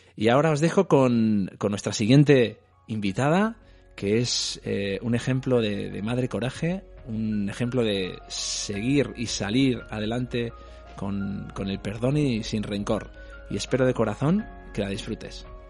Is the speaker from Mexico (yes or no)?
no; Madrid, Community of Madrid, Spain; yo soy de Aluche